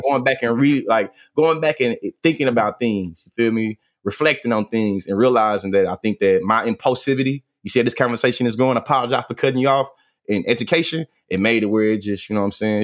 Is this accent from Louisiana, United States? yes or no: no; Bryan, Texas, United States; now in Houston, United States; I'm born and raised in Bryan, Texas